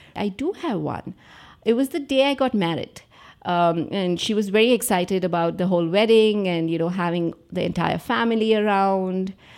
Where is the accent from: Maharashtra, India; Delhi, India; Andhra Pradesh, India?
Andhra Pradesh, India; I grew up in Andhra Pradesh.